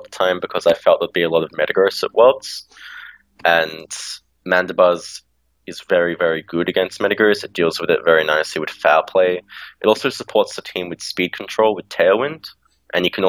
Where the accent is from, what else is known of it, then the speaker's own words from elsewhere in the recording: Australia; now in Melbourne, Australia; I'm from Australia. I live in Melbourne